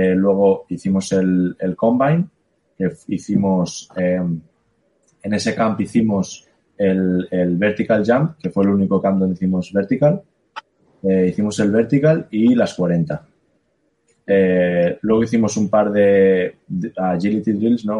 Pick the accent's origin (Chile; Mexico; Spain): Spain; also born or lived in Ohio, United States; soy de España